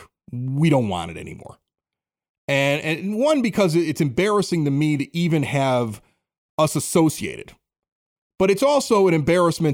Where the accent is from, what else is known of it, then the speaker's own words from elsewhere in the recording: Chicago, Illinois, United States; I grew up in Chicago, like 80th and Spalding.